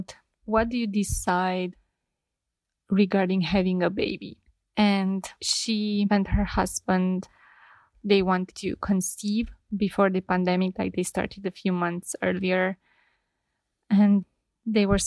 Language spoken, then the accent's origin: English; Romania; I'm from Romania